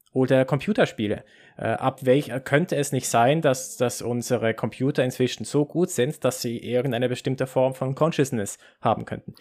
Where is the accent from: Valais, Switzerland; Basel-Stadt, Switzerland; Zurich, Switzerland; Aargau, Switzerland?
Basel-Stadt, Switzerland; Basel; ich bin in, in Basel geboren und, und aufgewachsen